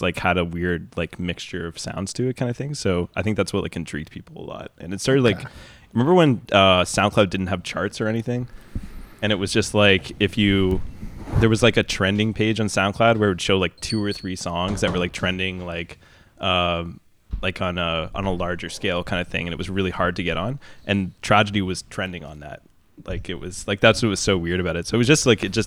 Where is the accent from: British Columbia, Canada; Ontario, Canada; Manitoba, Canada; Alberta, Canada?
Ontario, Canada; Kemptville; also born or lived in London, Ontario; now in Toronto, Canada; I grew up in a town called Kempville that was when I moved there, it was like 1,000 people.